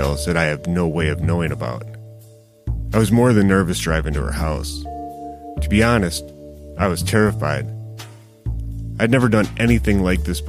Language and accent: English; Racine, Wisconsin, United States; I grew up in or near Racine my entire life